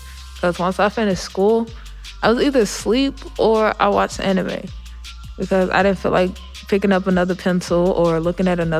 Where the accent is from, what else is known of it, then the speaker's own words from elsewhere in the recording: St. Louis, Missouri, United States; also born or lived in North County, St. Louis; I'm 18 and I'm from South City, and then I moved to North County.